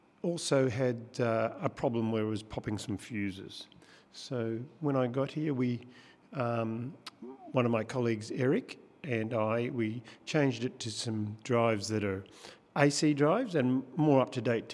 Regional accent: Victoria, Australia; moved away as an adult; now in Tasmania, Australia; I'm from Victoria. I grew up on a farm

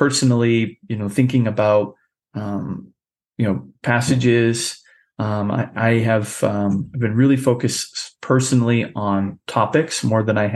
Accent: New Hampshire, United States; ran for governor here in my home state

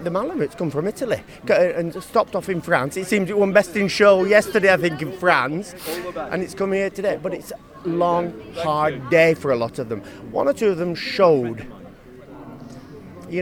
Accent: England, United Kingdom; I'm English

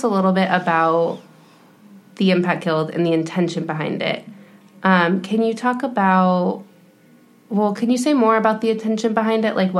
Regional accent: Houston, Texas, United States; now in San Antonio, United States; growing up in Houston or in any of the other cities that I lived in.

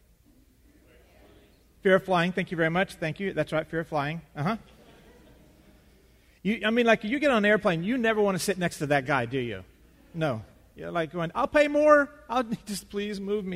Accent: West Texas, United States; Growing up in West Texas

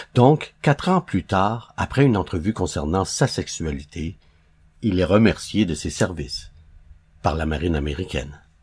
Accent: Quebec, Canada; ici, chez nous, au Québec

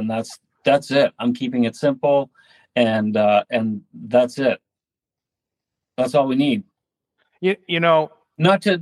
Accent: northern Maine, United States; also born or lived in California; I'm actually from Maine

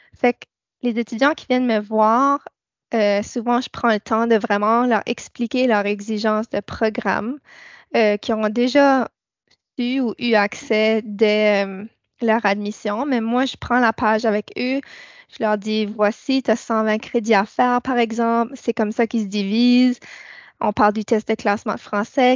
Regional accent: New Brunswick, Canada; moved away as an adult; also born or lived in Church Point, Nova Scotia; now in Nova Scotia, Canada; je suis arrivée à Sainte-Anne il y a trois ans je viens de Nouveau-Brunswick

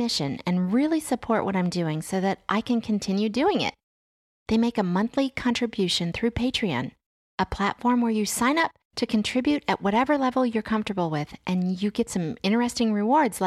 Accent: Washington, District of Columbia, United States; now in Southern Virginia, United States; that's where I grew up.

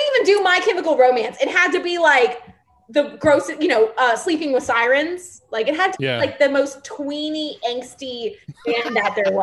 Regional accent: Baton Rouge, Louisiana, United States; I am from Baton Rouge

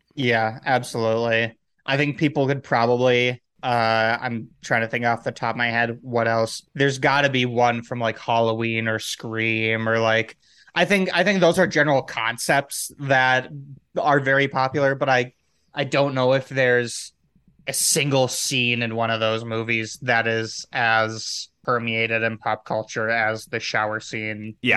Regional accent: Midwest, United States; born or raised there

